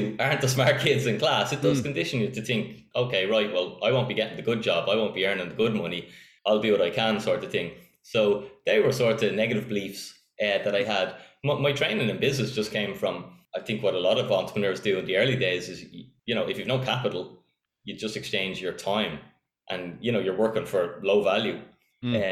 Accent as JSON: {"language": "English", "town": "Donabate", "region": "Leinster", "country": "Ireland", "tie": "born or raised there", "said": "Donabate, born and reared."}